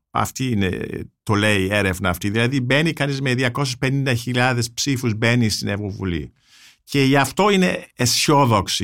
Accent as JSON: {"language": "Greek", "country": "Germany", "moved": "yes", "lives_now": "Greece", "said": "ως Γερμανός φιλέλλην που ζει στην Ελλάδα"}